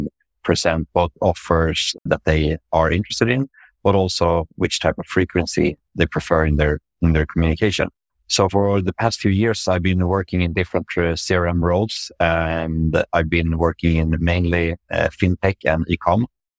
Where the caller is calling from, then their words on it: Stockholm, Stockholm County, Sweden; Yeah, so I'm joining from Stockholm in Sweden, Northern Europe, where I work at Voi Technology, which is a micromobility company.